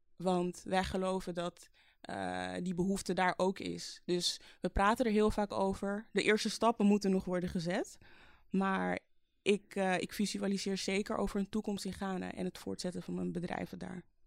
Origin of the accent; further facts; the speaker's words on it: Amsterdam, North Holland, Netherlands; geboren in Amsterdam in 1988 eh, als middelste van vijf kinderen